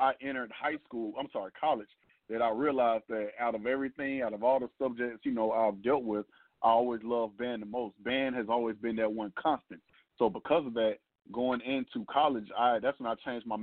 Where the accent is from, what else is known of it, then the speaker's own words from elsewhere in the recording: Atlanta, Georgia, United States; went to high school, of course, here in Atlanta at Frederick Douglass High School